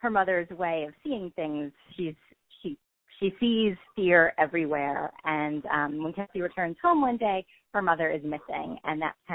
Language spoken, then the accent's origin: English; New Jersey, United States; moved away as an adult; now in North Carolina, United States; I grew up in New Jersey, and I moved to North Carolina about 12 years ago